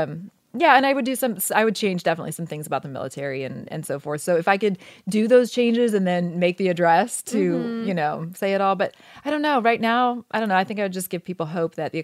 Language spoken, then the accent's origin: English; Oregon, United States; moved away as an adult; And I grew up in Oregon, which I loved.